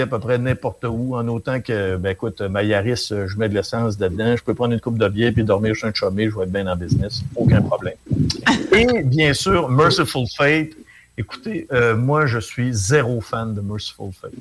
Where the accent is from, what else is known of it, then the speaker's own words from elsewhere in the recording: Chicoutimi, Quebec, Canada; je viens de Chicoutimi.